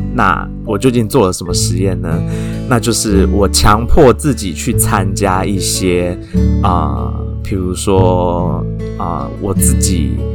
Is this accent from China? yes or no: no; Taiwan; 我们台湾人跟亚，跟其他，呃，东亚国家的人长得， 虽然有， 有一点像